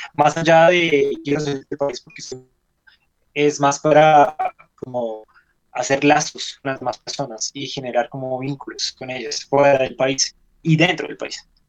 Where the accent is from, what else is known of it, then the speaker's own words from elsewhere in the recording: Colombia; En este país llevamos más de 50 años con una guerra interna